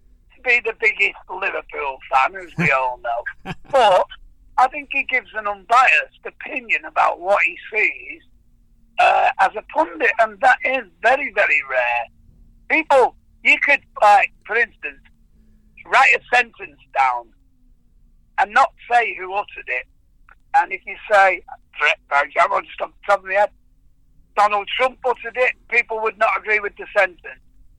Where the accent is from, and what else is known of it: Ireland